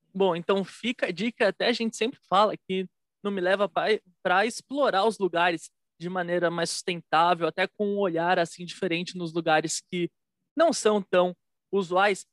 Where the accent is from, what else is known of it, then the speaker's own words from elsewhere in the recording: São Paulo, Brazil; E eu sou de São Paulo